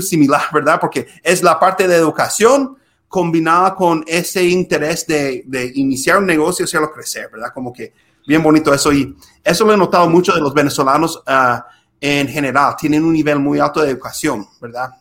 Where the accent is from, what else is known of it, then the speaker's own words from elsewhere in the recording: Minnesota, United States; moved away; also born or lived in Utah; nací en Utah, pero crecí en un estado que se llama Minnesota